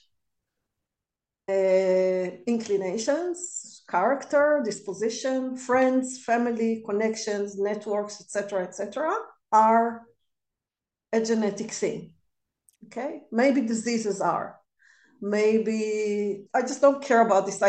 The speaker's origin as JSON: {"language": "English", "country": "Israel", "tie": "born or raised there", "also_born_or_lived": "Germany", "moved": "as an adult", "lives_now": "United Kingdom", "said": "I was born in Israel 55 years ago"}